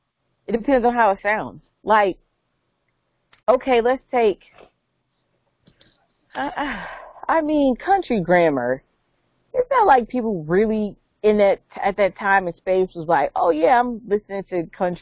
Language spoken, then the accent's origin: English; Calabasas, California, United States; especially growing up in Calabasas, we didn't have to deal